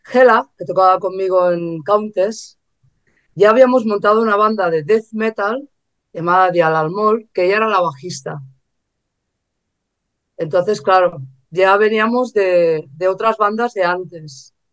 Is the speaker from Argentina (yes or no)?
no; England, United Kingdom; now in Spain; yo viajaba mucho a Inglaterra porque soy inglesa.